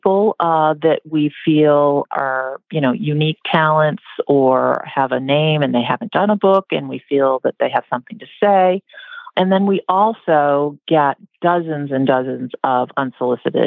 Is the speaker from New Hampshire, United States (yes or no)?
yes; southern New Hampshire, United States; I grew up in southern New Hampshire, about 10 miles from where Sally Swift lived and taught.